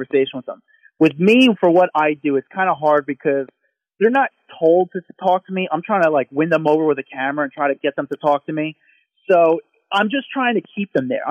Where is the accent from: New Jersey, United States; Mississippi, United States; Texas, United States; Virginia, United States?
New Jersey, United States; I'm from blue collar New Jersey